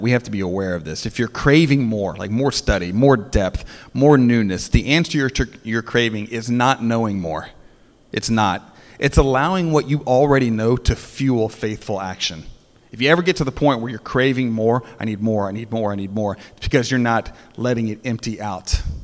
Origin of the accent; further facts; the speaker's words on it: United States; American Christians